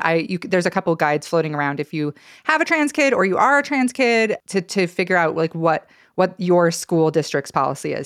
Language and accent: English; Stanley, Idaho, United States; also born or lived in Challis, Idaho; now in Boise, United States; I grew up around Stanley